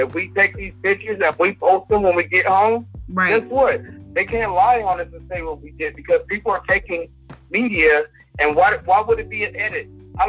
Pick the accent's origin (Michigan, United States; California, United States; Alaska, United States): California, United States; Los Angeles; I grew up in Los Angeles. I've seen that 1992 LA riot.